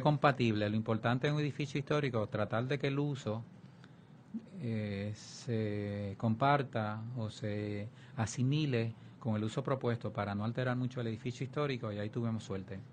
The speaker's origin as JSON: {"language": "Spanish", "town": "Vega Baja", "country": "Puerto Rico", "tie": "born or raised there", "also_born_or_lived": "Santurce, San Juan / Río Piedras / Michigan"}